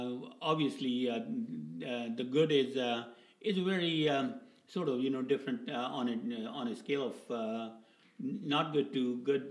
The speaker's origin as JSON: {"language": "English", "town": "Edmonton", "region": "Alberta", "country": "Canada", "said": "I'm from Edmonton."}